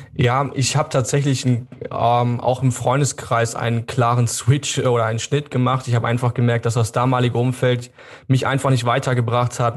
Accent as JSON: {"language": "German", "country": "Germany", "said": "hier bei uns in Deutschland"}